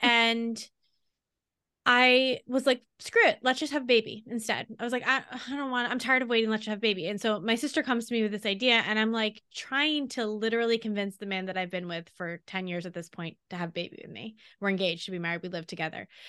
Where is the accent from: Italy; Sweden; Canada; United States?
United States; Long Island, New York; we grew up on Long Island. I moved back to Long Island from New York City